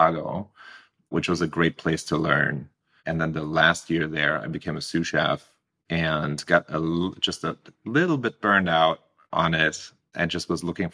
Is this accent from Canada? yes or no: no; Germany; moved away as an adult; now in United States; I was born and raised in Germany, and I came to the States 10, 12 years ago when I was 24